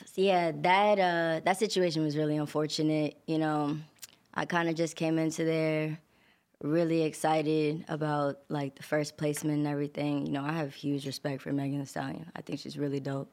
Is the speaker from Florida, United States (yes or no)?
no; New York City, New York, United States; also born or lived in Long Island; I kinda grew up in, like, Queens, and then I moved to Long Island